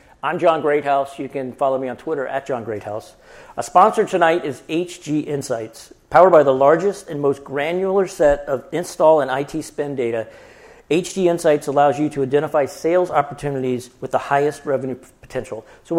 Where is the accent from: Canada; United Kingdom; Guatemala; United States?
Canada; born there; I was born in Canada, I can make Canadian jokes.